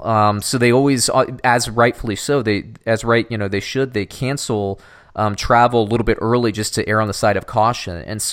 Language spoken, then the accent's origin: English; Florida, United States; growing up in Florida, I've been through enough of them.